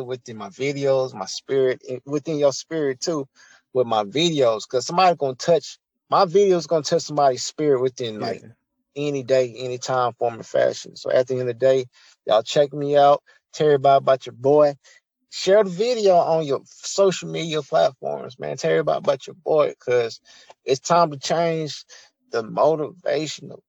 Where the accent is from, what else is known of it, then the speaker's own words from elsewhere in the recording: United States; accent: country; I'm country